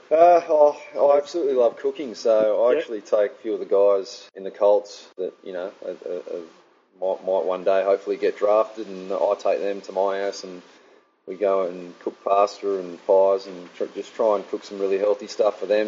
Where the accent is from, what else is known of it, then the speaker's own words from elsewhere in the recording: Fremantle, Western Australia, Australia; moved away; my hometown